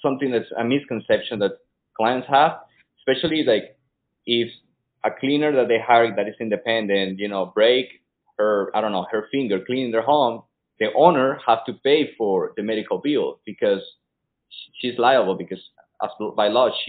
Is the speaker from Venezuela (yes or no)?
yes; Venezuela; English is a second language; moved away; Yeah, well, I came from Venezuela 6 years ago and I speak no English.